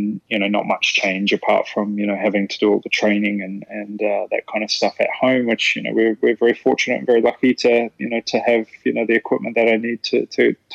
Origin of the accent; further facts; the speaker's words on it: New Zealand; moved away; I'm from New Zealand